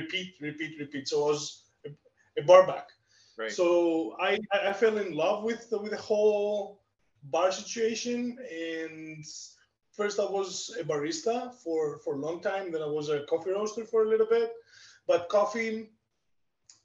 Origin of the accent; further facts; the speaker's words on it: Greece; accent: Greek; English is a second language; moved away as an adult; now in Canada; I'm Greek. You can definitely tell from my accent